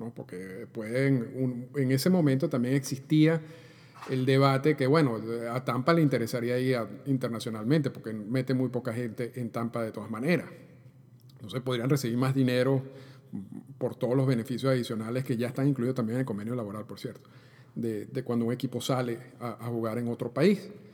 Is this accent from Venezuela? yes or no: yes; Venezuela; cuando yo crecí en Venezuela, bueno, yo, yo, yo soy de Venezuela